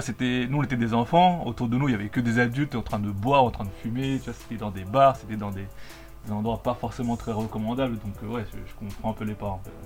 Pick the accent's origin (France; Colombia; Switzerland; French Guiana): Colombia; moved away; en Colombie, là d'où je viens